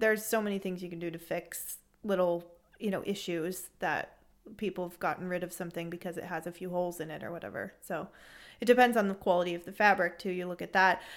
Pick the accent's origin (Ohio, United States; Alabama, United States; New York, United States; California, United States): California, United States; San Francisco Bay Area; moved away as an adult; now in Freiburg, Germany; I'm from the San Francisco Bay Area originally